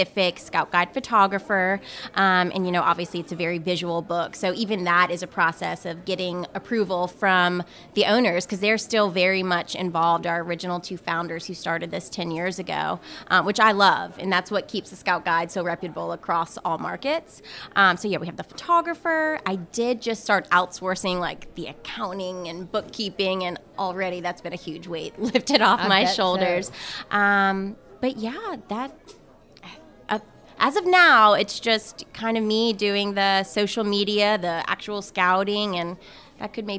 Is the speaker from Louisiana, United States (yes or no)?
yes; New Orleans, Louisiana, United States; moved away as an adult; now in Baton Rouge, United States; I'm from New Orleans